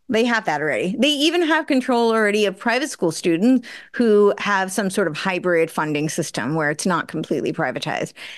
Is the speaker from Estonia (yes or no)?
no; United States; I grew up right outside New York City